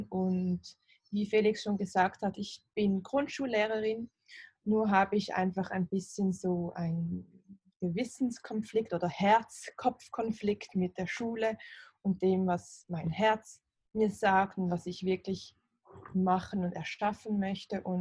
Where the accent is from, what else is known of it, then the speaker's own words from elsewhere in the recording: Basel, Basel-Stadt, Switzerland; Ich bin aus Basel, aus der Schweiz.